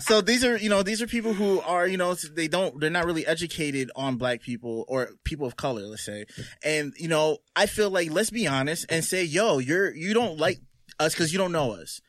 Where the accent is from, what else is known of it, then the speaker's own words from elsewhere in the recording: Roselle, New Jersey, United States; I grew up in Roselle, which was a small neighborhood